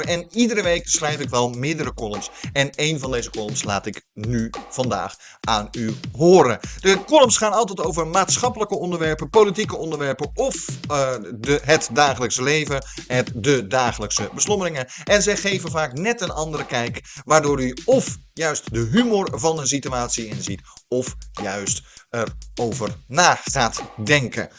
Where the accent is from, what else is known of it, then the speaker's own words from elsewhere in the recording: Netherlands; we als Nederlanders